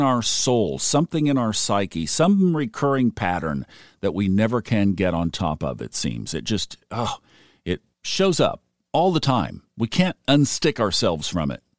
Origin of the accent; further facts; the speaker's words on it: Tulsa, Oklahoma, United States; I was born in Tulsa, Oklahoma